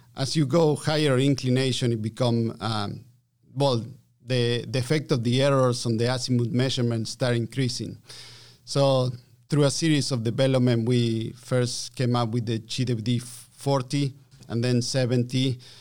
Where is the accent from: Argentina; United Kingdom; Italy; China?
Argentina; English is a second language; moved away as an adult; also born or lived in Calgary, Canada; I'm from Argentina, yes. Um, so I learned my English, uh, via Calgary